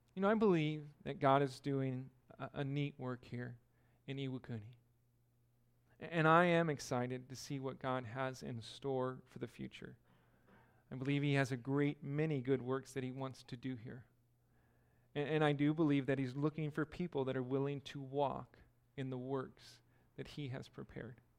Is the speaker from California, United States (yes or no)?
yes; California, United States; moved away; I'm from California